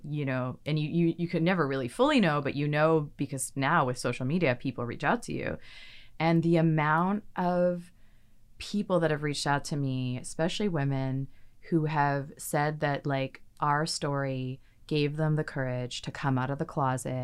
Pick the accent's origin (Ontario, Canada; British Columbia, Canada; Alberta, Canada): British Columbia, Canada; Victoria; moved away as an adult; now in Vancouver, Canada; I'm from Victoria, from the island